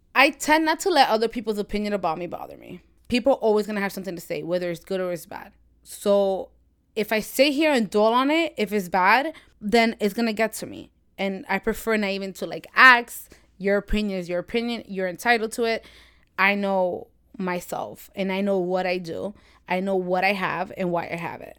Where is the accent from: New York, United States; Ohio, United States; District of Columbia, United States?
New York, United States; I'm from New York, born and raised